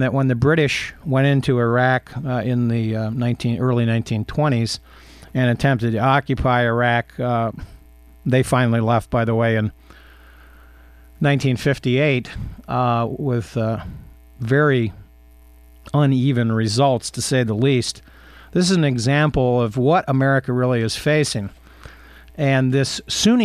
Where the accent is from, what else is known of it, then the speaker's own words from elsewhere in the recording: Ohio, United States; moved away; my hometown in Ohio